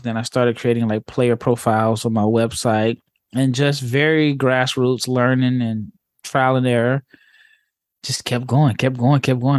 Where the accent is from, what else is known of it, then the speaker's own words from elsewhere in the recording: Omaha, Nebraska, United States; I grew up in Omaha, Nebraska